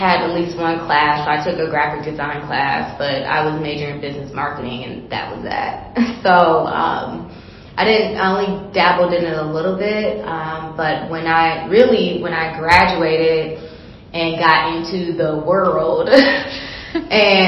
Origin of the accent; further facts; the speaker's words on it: Detroit, Michigan, United States; now in Chicago, United States; I was born and raised in Detroit, Michigan. I currently live in Chicago now, and I live in several states in between.